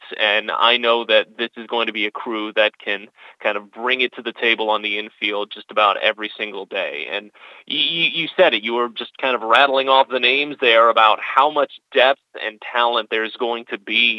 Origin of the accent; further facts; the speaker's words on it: St. Louis, Missouri, United States; moved away as an adult; also born or lived in North Carolina / Pennsylvania / Florida; originally I'm from St. Louis. I grew up there